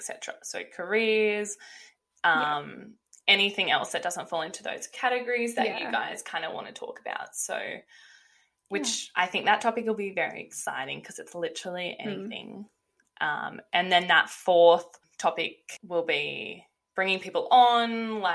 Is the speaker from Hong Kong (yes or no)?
no; Coffs Harbour, New South Wales, Australia; moved away as an adult; also born or lived in Canberra; now in Gold Coast, Australia; I grew up in Coffs Harbour. I lived in Coffs Harbour my whole life.